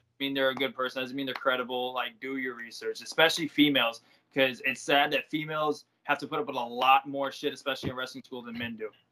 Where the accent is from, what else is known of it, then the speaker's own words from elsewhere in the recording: Hollywood, Florida, United States; I'm a kid from Hollywood